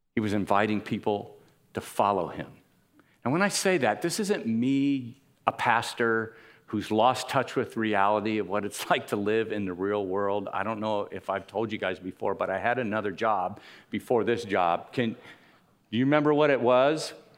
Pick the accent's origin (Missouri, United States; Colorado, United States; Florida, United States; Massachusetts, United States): Florida, United States; Miami; I grew up in Miami